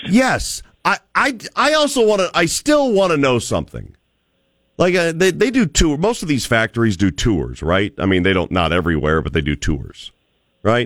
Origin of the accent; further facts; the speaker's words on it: Cleveland, Ohio, United States; moved away as an adult; also born or lived in Birmingham, Alabama; now in Boise, United States; I grew up in Cleveland, Ohio